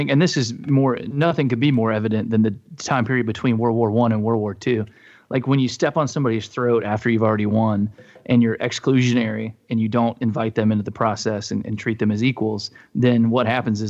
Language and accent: English; North Carolina, United States; also born or lived in South Georgia / Tennessee; now in Nashville, United States; I was born in South Georgia, grew up in North Carolina. I've only ever lived in North, South Carolina, Georgia, and Tennessee.